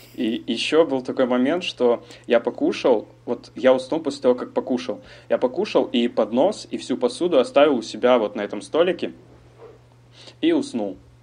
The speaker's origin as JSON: {"language": "Russian", "region": "Almaty", "country": "Kazakhstan", "tie": "born or raised there", "moved": "as an adult", "lives_now": "France", "said": "я родился в Казахстане, в городе Алматы, переехал во Францию 7 месяцев назад"}